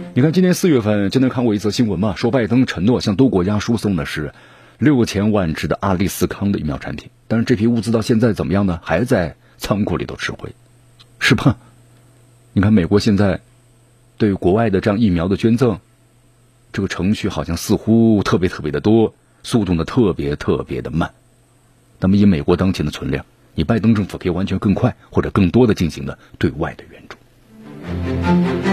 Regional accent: China; 我们中国人是聪明的，是强大的

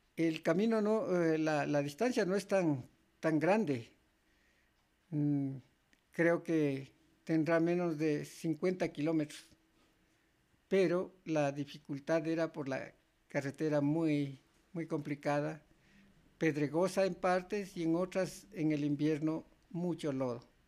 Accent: Sigchos, Cotopaxi, Ecuador; lo que era mi pueblo, Sichos

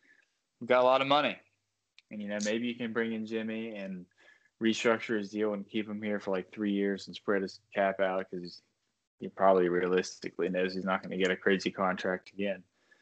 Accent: Australia; as a native Aussie.

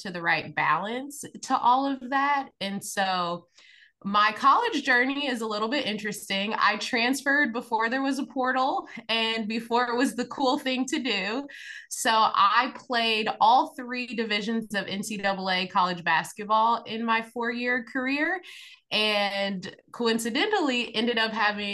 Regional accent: Indiana, United States; grew up in Indiana, grew up in a basketball family.

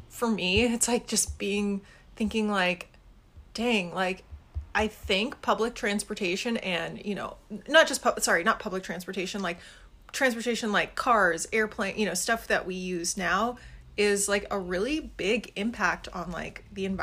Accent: Colorado, United States; there is an old like tiny train that runs through my hometown that used to connect like all the old west cities

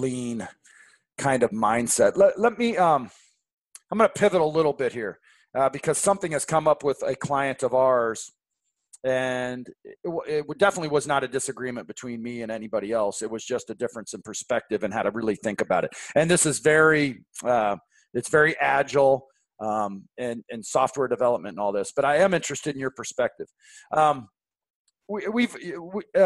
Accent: Seattle, Washington, United States; now in St. Louis, United States; I grew up in Seattle and it just drips.

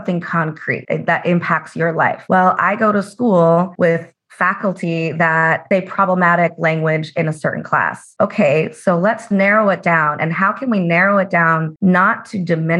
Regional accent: Las Vegas, Nevada, United States; I'm originally from Las Vegas, my parents worked in the casinos and the service industry

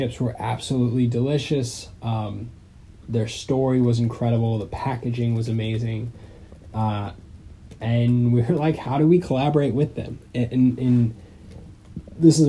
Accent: Southern California, United States; moved away; I grew up in Southern California

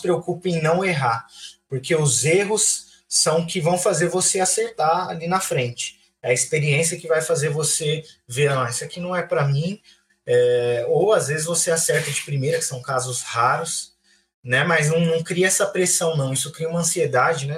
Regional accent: Francisco Morato, São Paulo, Brazil; moved away as an adult; also born or lived in Águas Claras, Brasília; now in Brasília, Brazil; sou de Francisco Morato também, tenho 29 anos completados aí nos últimos dias. Vivi em Francisco Morato boa parte do meu tempo. Hoje eu moro em Brasília

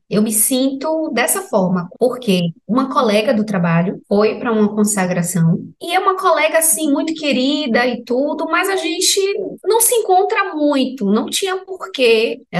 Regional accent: Salvador, Bahia, Brazil; Eu sou de Salvador, Bahia. Aqui eu não sei se tem muitas casas de ayahuasca

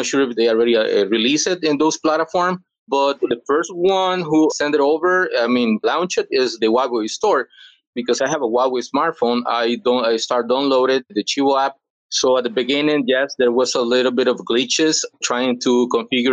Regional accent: El Salvador; English is a second language; I'm from El Salvador. I've been living here all my life

